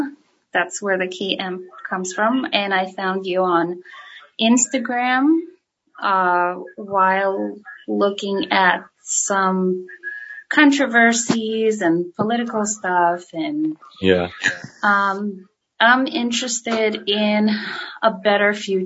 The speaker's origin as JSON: {"language": "English", "town": "Daytona Beach", "region": "Florida", "country": "United States", "said": "I'm from Daytona, Florida. Daytona Beach."}